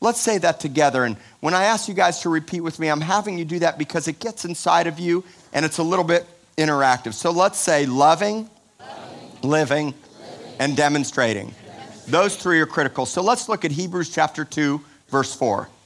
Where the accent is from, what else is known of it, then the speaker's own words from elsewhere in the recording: Miami, Florida, United States; I'm from Miami